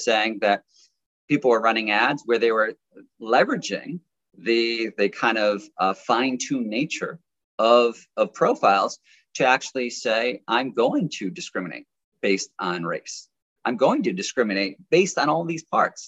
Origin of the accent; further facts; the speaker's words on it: United States; also born or lived in New York; as an American and sitting in New York